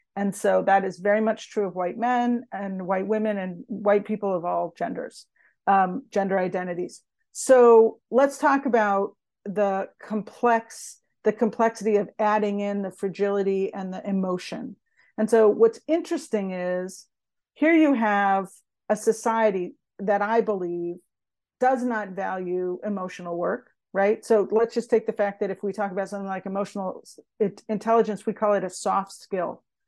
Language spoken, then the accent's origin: English; United States; growing up in America and in the U S